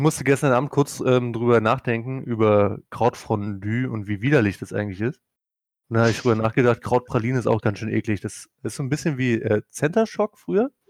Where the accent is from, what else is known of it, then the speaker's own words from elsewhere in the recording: Prussia, Germany; Bin ja Deutscher, ne? bin ja auch noch Preuße